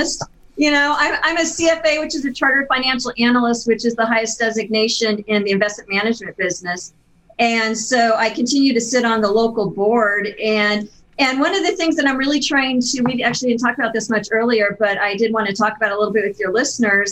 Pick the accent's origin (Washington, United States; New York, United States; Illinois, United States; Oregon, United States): Oregon, United States; Pendleton; I was born in Pendleton, Oregon